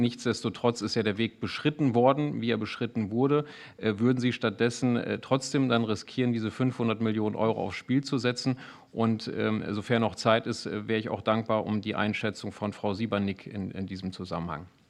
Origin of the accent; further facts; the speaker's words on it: Bad Iburg, Lower Saxony, Germany; im Rat meiner Heimatstadt Bad Iburg